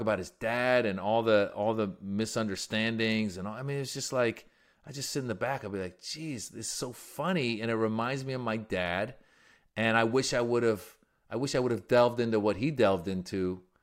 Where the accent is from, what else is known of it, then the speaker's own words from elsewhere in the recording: Bay Area, Northern California, United States; also born or lived in Iran; I grew up in Northern California in the Bay Area